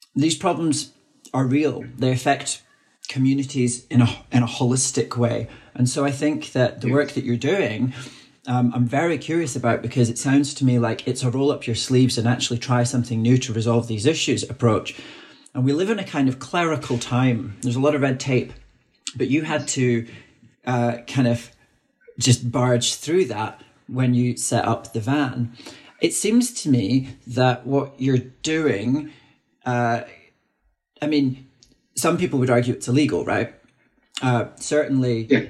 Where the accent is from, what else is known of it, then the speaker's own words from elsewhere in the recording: Dundee, Scotland, United Kingdom; now in London, United Kingdom; I was born in Dundee, a city which now, in 2021, has the highest overdose death in Europe